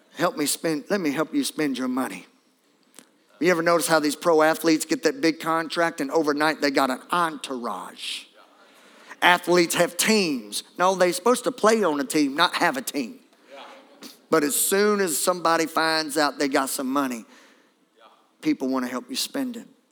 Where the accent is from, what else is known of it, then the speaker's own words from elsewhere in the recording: Beauregard Parish, Louisiana, United States; I'm from Beauregard Parish